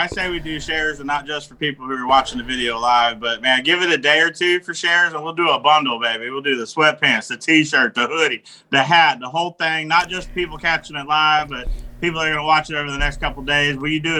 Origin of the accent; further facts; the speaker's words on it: DeKalb County, Georgia, United States; born there; also born or lived in Kentucky / San Diego / Pennsylvania / New Jersey; I was born in DeKalb County, Georgia, right outside Atlanta, Georgia. Lived in San Diego, Pennsylvania, New Jersey. I've been everywhere, man.